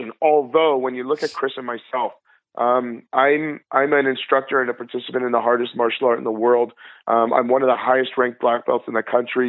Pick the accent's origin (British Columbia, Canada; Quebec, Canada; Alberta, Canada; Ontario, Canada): Ontario, Canada; Prince Edward County; I grew up in Prince Edward County walleye fishing at my cousin's cottage